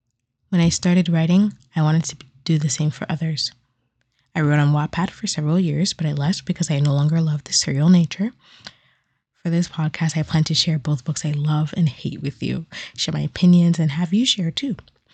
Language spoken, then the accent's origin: English; Toronto, Ontario, Canada; I'm Ghanaian on my parents' side and Canadian by birth, more specifically from Toronto. At the time of recording this, I'm 22 years old